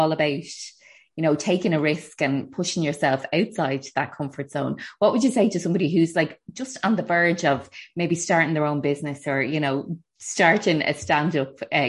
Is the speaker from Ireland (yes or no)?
yes; Ireland; I think as Irish people